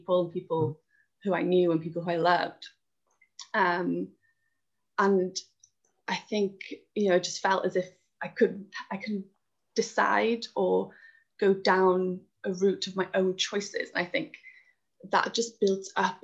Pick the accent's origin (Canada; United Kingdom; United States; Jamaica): United Kingdom; Wales; moved away; I'm originally from Wales